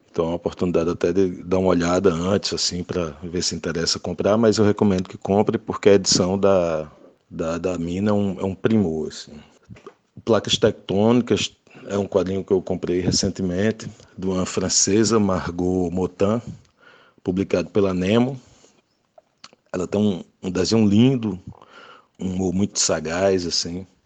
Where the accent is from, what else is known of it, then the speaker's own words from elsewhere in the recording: sertão of Paraíba, Brazil; eu sou do sertão da Paraíba, né? Então eu, eu, eu li muitos cordéis que, que, sempre tinha lá na casa do, do meu avô